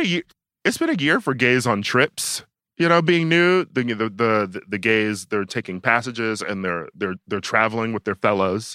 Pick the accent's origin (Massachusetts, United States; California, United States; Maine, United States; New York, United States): New York, United States; as a New Yorker